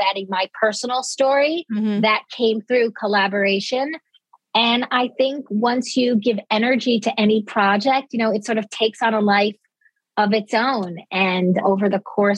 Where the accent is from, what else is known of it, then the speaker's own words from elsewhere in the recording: Dix Hills, New York, United States; I grew up on Long Island. I consider myself very much a Long Island girl